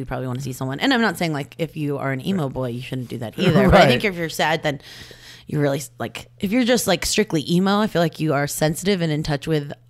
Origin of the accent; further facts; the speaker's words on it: Colorado, United States; Yeah, I think I'm from Colorado.